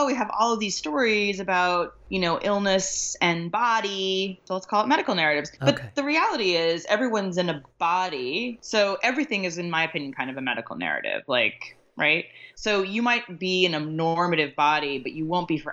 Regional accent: Laramie, Wyoming, United States; I was raised in Wyoming, mostly in Laramie

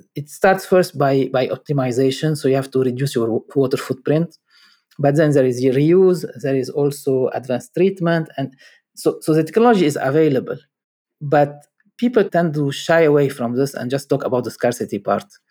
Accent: Lebanon; moved away; I'm from Lebanon

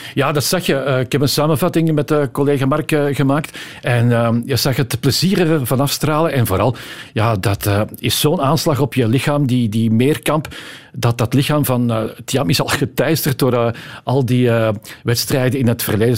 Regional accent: Antwerp, Flanders, Belgium; Ik ben van Antwerpen

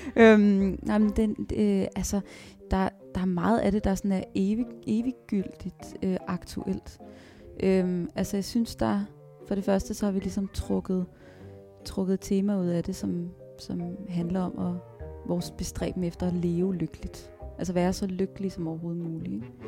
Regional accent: Virum, Capital Region of Denmark, Denmark; also born or lived in Frederiksberg; Jeg blev født på Frederiksberg, og så øh, flyttede vi til Virum øh, i Nordsjælland, lige mellem Holte og Sovnfri

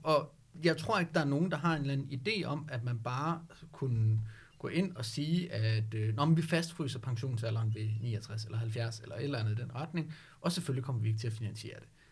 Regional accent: Denmark; som danskere

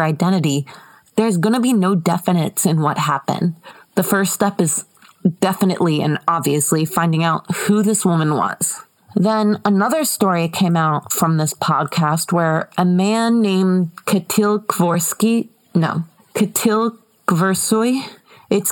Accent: United States; I'm American

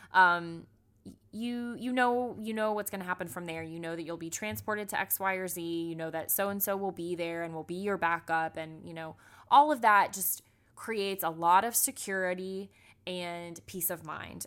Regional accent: South Florida, United States; now in Atlanta, United States; I'm born and raised in Florida

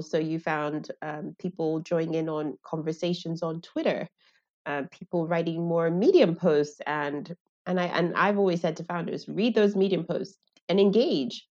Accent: Lagos, Nigeria; I grew up in Lagos

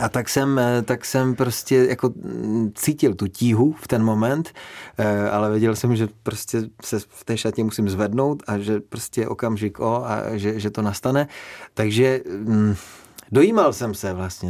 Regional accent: Frýdek-Místek, Moravian-Silesian Region, Czechia; když jsme vyrůstali ve Frýdku místku

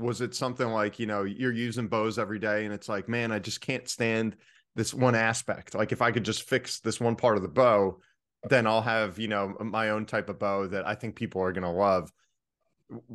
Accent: New Jersey, United States; I'm from Jersey

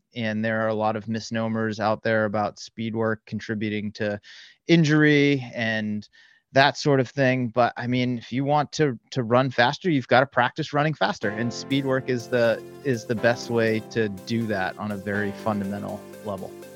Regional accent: the Bay Area, California, United States; I am from the Bay Area. I live just north of San Francisco

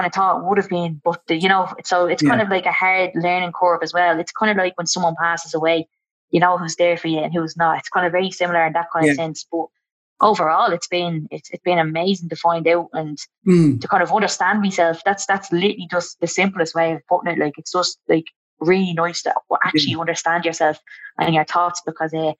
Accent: Dublin, Leinster, Ireland; growing up in Kilmacock

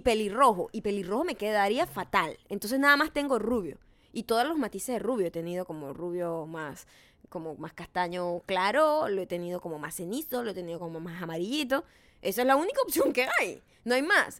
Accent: Venezuela; los venezolanos somos los, los mestizos, no hablamos los dialectos

